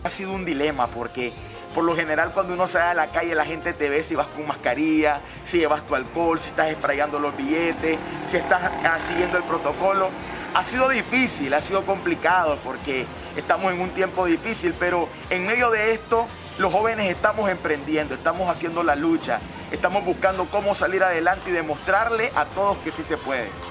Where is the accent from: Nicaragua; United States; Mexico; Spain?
Nicaragua; San Isidro, Matagalpa; los alcohólicos de mi pueblo